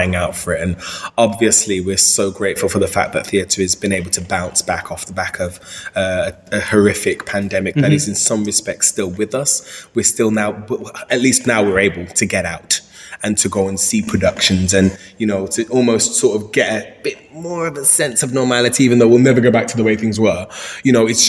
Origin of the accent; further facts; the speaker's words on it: Birmingham, West Midlands, United Kingdom; moved away; back in my hometown